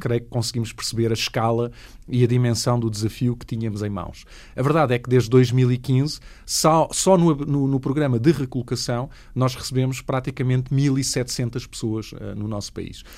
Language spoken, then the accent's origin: Portuguese; Portugal; como portugueses e portuguesas